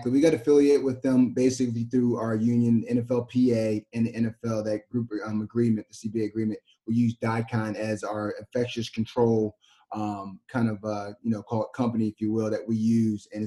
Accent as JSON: {"language": "English", "region": "Delaware", "country": "United States", "said": "I'm from Delaware too"}